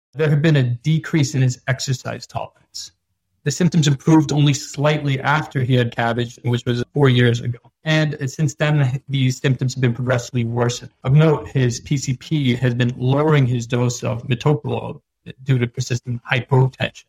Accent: New York, United States; also born or lived in India; I'm originally from New York

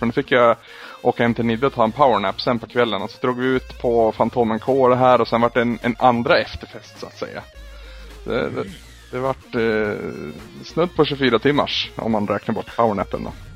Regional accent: Sweden; vi är ju svenskar

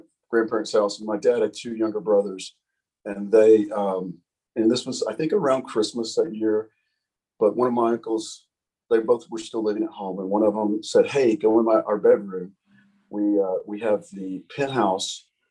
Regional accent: Alabama, United States; moved away as an adult; now in Denver, United States; as a kid, living in Alabama, I always had big dreams

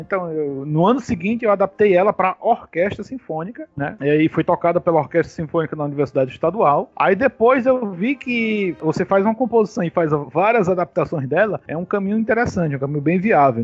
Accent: Ceará, Brazil; aqui no Ceará a gente chama, a gente tem a macaxeira e a gente tem a mandioca

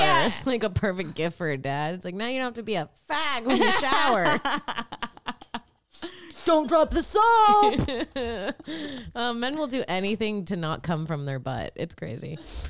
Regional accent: Florida, United States; growing up in Florida

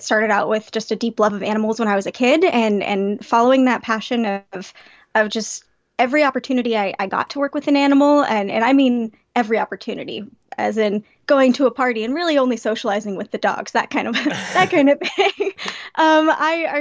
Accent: Palmdale, California, United States; I grew up in Palmdale, California.

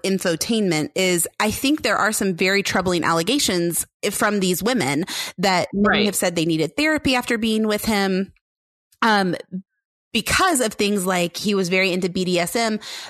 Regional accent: Mallorca, Balearic Islands, Spain; also born or lived in Boston, United States; I am from Mallorca. I grew up in Boston and my family lives in Mallorca.

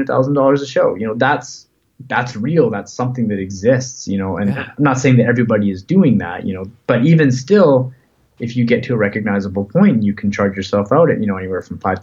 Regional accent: Canada; as a Canadian artist

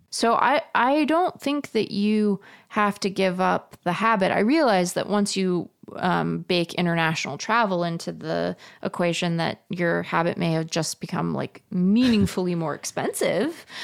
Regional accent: Seattle, Washington, United States; now in Tempe, United States; I'm a Mariners fan because I grew up in Seattle

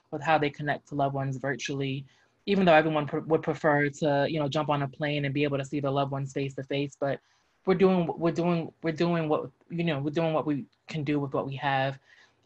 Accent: New Jersey, United States; moved away; I'm originally from New Jersey

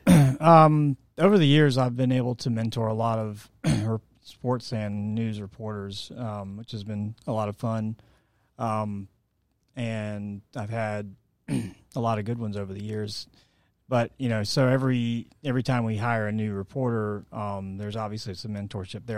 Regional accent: Atlanta, Georgia, United States; also born or lived in St. Simons Island, Georgia; I was born here in Atlanta

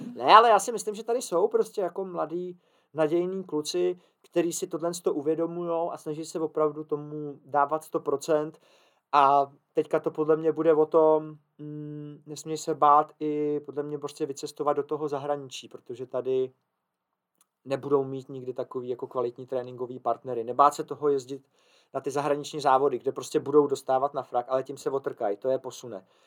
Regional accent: Czechia

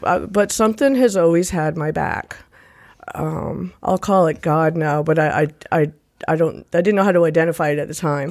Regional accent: Rhode Island, United States; moved away; also born or lived in Nashville, Tennessee; So I'm originally from Rhode Island.

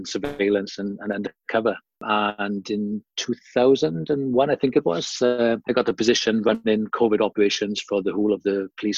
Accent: South Wales, United Kingdom; moved away as an adult; now in Australia; I was born and bred in Wales, South Wales, in the UK

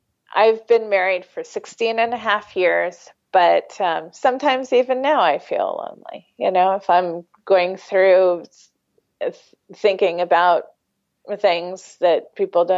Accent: United States; I'm an American

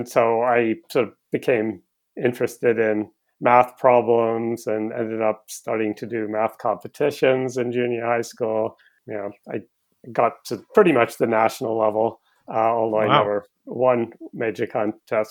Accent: Cambridge, East of England, United Kingdom; I was born in Cambridge in England in 1960

